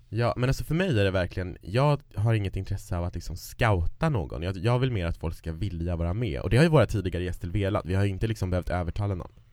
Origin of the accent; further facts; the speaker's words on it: Kiruna, Norrbotten County, Sweden; moved away; där jag kommer ifrån, Kiruna